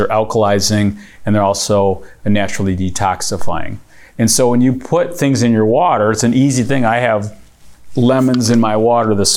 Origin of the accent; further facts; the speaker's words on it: Michigan, United States; we're here from Michigan, with Verner's capital of the world